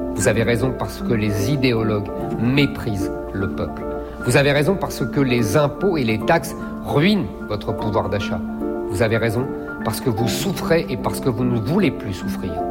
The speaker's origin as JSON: {"language": "French", "area": "Seine-Saint-Denis", "region": "Île-de-France", "country": "France", "tie": "born or raised there"}